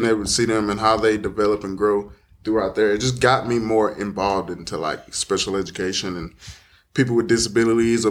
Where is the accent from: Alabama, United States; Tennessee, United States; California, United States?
Alabama, United States; Dadeville; I'm originally from Dadeville, which is about roughly 10 minutes away.